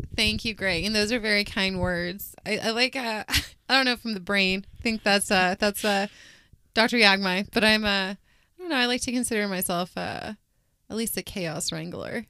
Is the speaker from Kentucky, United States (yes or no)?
no; Wichita, Kansas, United States; I was born and raised here in Wichita.